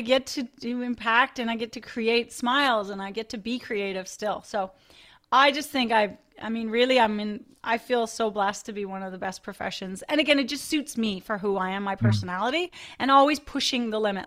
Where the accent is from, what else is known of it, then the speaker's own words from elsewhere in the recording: Newfoundland and Labrador, Canada; so I grew up in a little rural community in Newfoundland on the northeast coast of Newfoundland